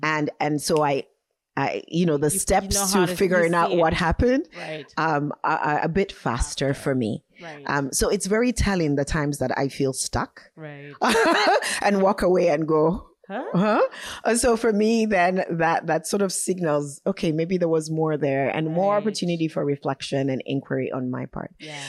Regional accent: Vancouver, British Columbia, Canada; And I say, you know, Vancouver, Canada. And they go, oh no, where are you really from? Where's your family from? At this point, I often smile and answer the question and say, oh yeah, I'm also from Sierra Leone, Freetown.

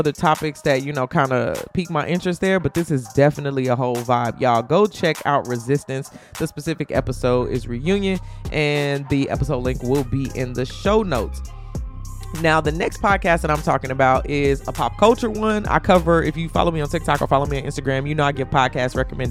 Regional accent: Chicago, Illinois, United States; I grew up in Chicago. Like, when College Dropout was out, I was in high school in Chicago.

